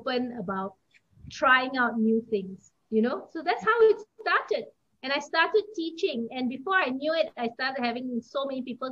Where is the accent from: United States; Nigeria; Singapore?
Singapore; moved away as an adult; now in Kuala Lumpur, Malaysia; I am Singaporean. I came to KL